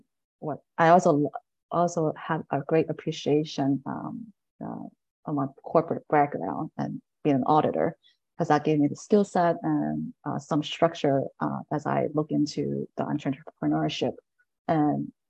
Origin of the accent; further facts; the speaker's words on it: Delaware, United States; moved away as an adult; also born or lived in Bergen County, New Jersey; now in New Jersey, United States; I am New Jersey, but I grew up in Delaware.